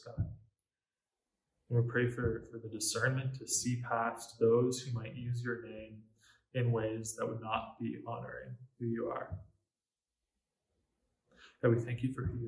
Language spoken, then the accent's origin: English; Canada; as a Canadian and as a Christian